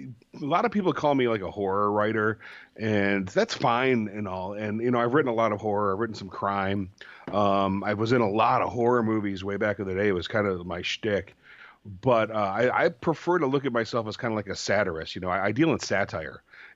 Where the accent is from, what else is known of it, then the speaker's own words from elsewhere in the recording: Michigan, United States; I grew up in Michigan, and in mid Michigan, and pretty rural town.